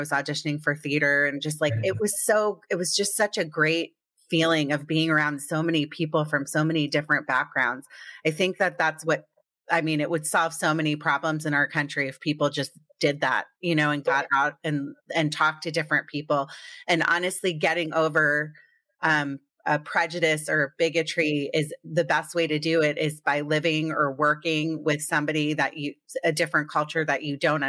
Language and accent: English; Potomac, Maryland, United States; I grew up in Potomac, Maryland.